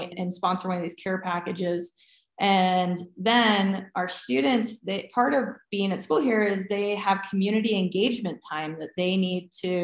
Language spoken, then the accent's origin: English; New England, United States; moved away; growing up in New England is second to none.